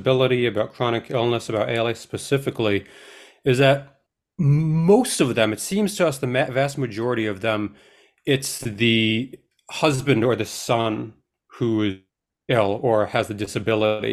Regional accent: Long Island, New York, United States; We grew up mostly in Long Island, New York

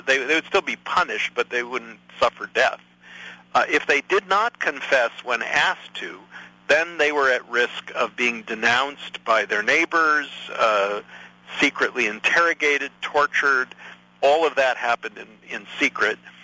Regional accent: United States; I am an American citizen

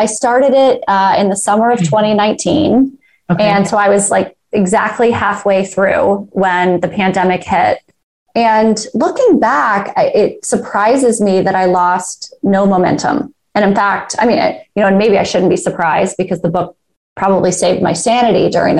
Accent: Georgia, United States; In a suburb of Atlanta, north of Atlanta.

